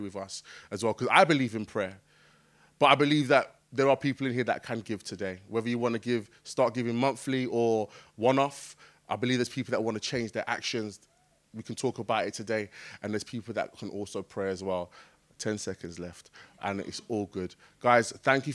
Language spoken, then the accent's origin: English; Jamaica; I'm Jamaican